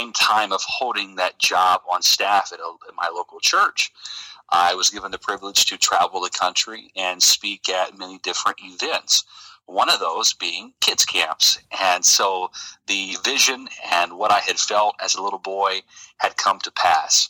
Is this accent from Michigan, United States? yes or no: no; Princeton, Indiana, United States; now in Tampa, United States; I'm originally from Indiana, and I now live in Tampa, Florida. And I grew up in a small town in Indiana, Princeton, Indiana, down by Evansville